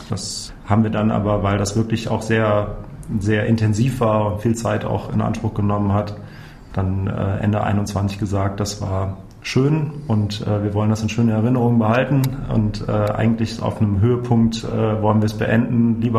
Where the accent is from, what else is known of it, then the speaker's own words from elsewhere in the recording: North Rhine-Westphalia, Germany; Ja, ich bin äh, gebürtiger Rheinländer. Ich bin äh, zwischen Aachen und Köln aufgewachsen, immer mit äh, dem Blick aus dem Kinderzimmer auf das Braunkohlekraftwerk Weißweiler